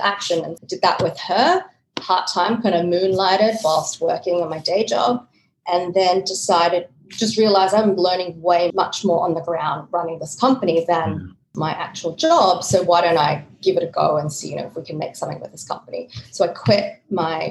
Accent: Australia; moved away as an adult; also born or lived in Sydney, Australia / Switzerland / Hong Kong; I'm from Australia, started the career in Sydney, moved to Switzerland, then I was in Hong Kong

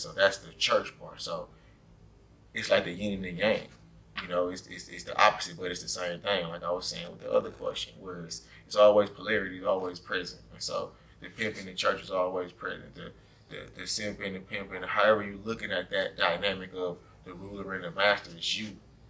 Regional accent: Georgia, United States; now in Milwaukee, United States; You know, I moved to Milwaukee from Georgia. Nobody could understand what I was saying when I first got here.

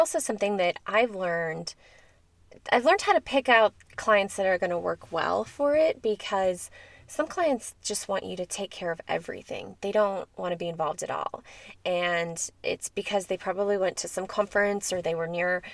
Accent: near Chicago, Illinois, United States; now in Colorado, United States; growing up near Chicago

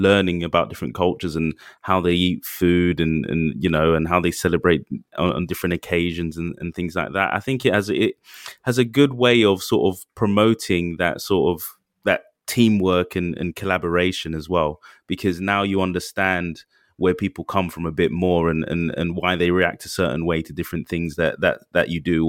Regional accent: London, United Kingdom; I mean growing up in London, I've always been around sort of diverse cultures, right?

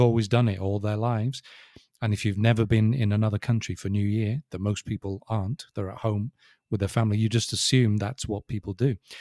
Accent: England, United Kingdom; I'm English

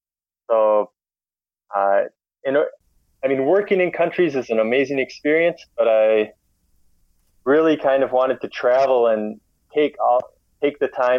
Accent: Minnesota, United States; moved away as an adult; also born or lived in Warsaw, Poland; I'm from Minnesota. That's in the U.S.

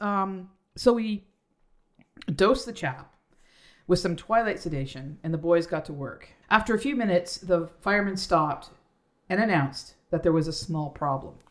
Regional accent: Canada; We do have accents. We're Canadian

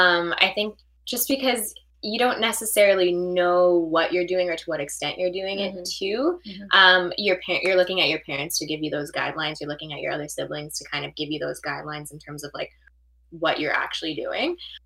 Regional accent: Canada; We are Canadian actresses, have been doing this for a while now. Still living in Canada

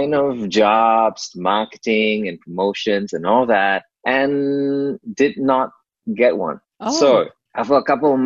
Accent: Malaysia; moved away as an adult; now in Melbourne, Australia; I left my home country, Malaysia, in 2005. So we decided to move over to Melbourne, Australia.

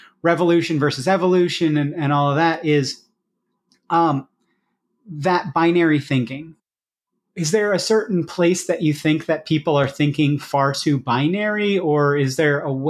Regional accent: Iowa, United States; I come from Iowa, so large scale farming

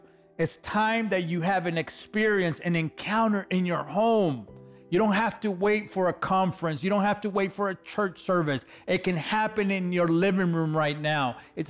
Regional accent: Los Angeles, California, United States; I was a kid from East LA, California

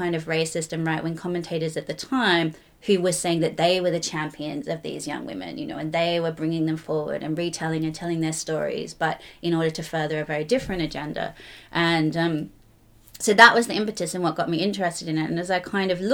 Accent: Australia; moved away as an adult; also born or lived in Sydney / Belfast; now in London, United Kingdom; originally, as you might be able to tell, I was from Australia

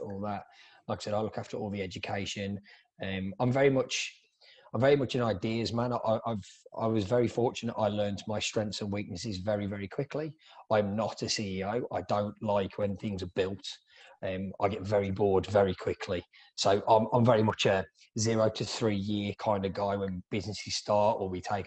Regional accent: England, United Kingdom; moved away as an adult; now in Melbourne, Australia; I'm originally from England. I moved to Australia about 10 years ago, and I'm the co-owner and education director of Ruby Hair here in Melbourne, Australia

